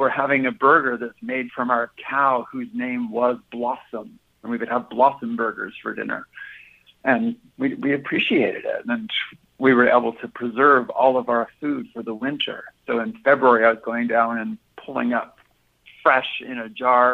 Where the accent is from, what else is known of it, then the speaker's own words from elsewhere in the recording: a small town outside of Vancouver, British Columbia, Canada; now in Minnesota, United States; I grew up in a small town outside of Vancouver.